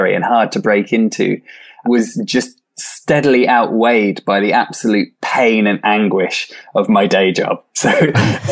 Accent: Swansea, Wales, United Kingdom; I returned to my hometown, Swansea in South Wales

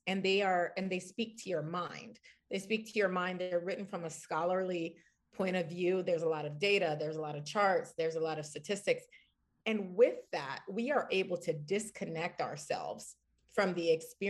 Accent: Washington, District of Columbia, United States; I'm from Washington, D.C.

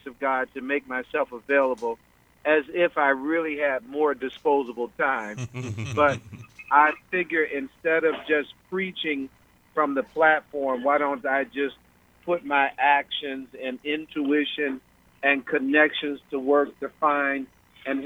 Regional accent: Atlantic County, New Jersey, United States; I'm from the Atlantic County

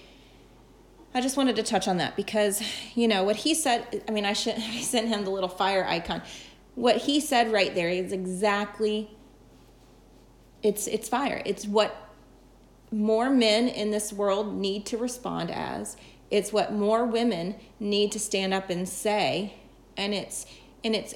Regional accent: the South, United States; I'm from the South

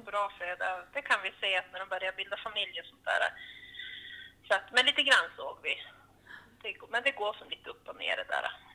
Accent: Ormsjö, Västerbotten County, Sweden; now in Gafsele, Sweden; min hemby i Ormsjö i Dorotea kommun

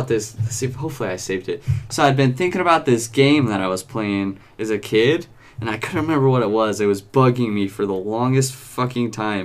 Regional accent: Utah, United States; also born or lived in Roy, Utah / Clearfield, Utah; Now to my home state

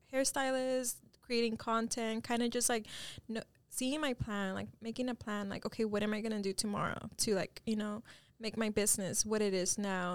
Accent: Dallas, Texas, United States; my parents are both Mexican, um, and I was born here in Dallas

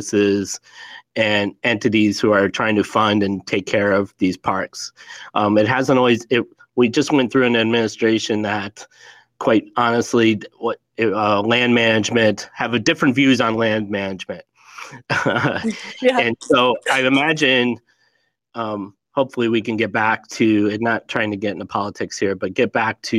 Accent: Scranton, Pennsylvania, United States; moved away; I grew up out there

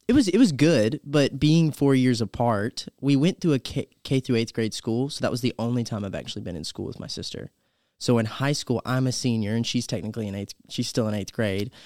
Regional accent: Campobello, South Carolina, United States; born in Campobello, South Carolina.

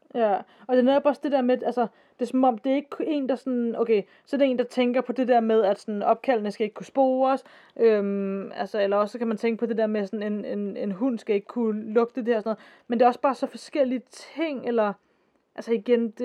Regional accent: Denmark

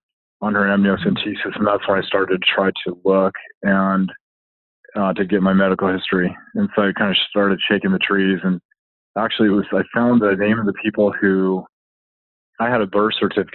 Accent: Southern California, United States; I grew up in Southern California

